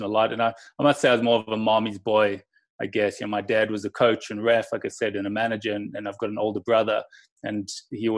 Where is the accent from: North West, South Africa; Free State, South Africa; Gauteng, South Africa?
Gauteng, South Africa; Johannesburg; moved away; also born or lived in England; So South Africa I still call home